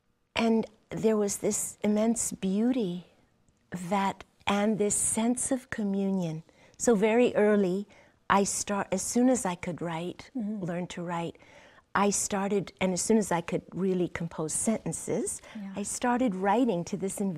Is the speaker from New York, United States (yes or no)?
yes; New York, United States; born there; I grew up on a chicken farm, although I was born in New York, shortly after my parents immigrated to the United States.